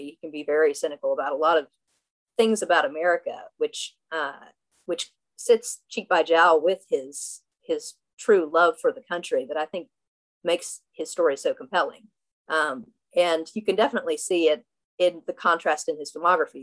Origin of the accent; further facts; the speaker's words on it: Southwest Virginia, United States; now in Brooklyn, United States; I'm from Southwest Virginia